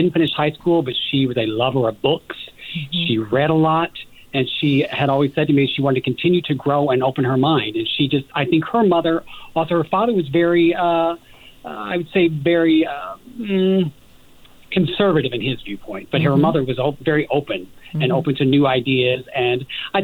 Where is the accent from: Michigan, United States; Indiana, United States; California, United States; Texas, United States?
Indiana, United States; Evansville; I'm originally from Evansville, Indiana